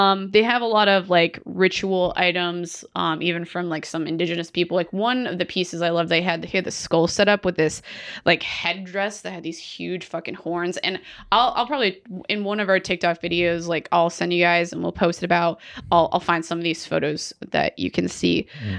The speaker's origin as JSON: {"language": "English", "town": "Pittsburgh", "region": "Pennsylvania", "country": "United States", "said": "I was from Pittsburgh"}